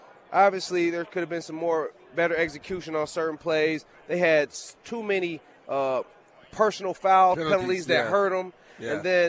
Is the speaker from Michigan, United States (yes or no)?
yes; Michigan, United States; moved away; also born or lived in New Jersey; I grew up in Michigan. I was born in New Jersey.